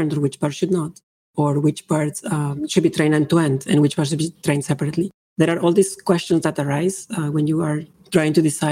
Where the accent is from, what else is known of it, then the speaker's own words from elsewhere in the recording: Mexico; moved away as an adult; also born or lived in Vancouver, Canada; now in Toronto, Canada; I was born and raised in Mexico